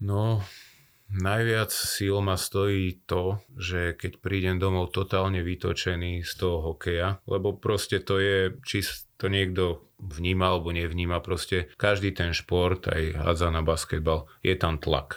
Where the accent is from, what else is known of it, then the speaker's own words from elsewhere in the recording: Slovakia; žijeme na Slovensku, sme Slováci